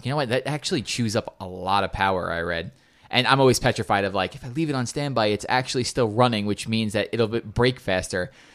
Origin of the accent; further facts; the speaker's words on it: New York, United States; we're from New York